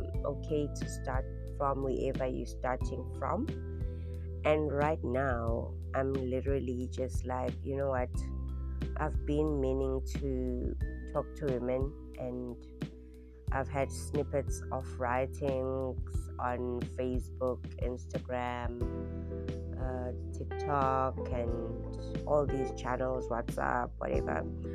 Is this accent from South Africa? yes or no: yes; Durban, KwaZulu-Natal, South Africa; I am originally from Durban, South Africa. I've moved around the country quite a bit, South Africa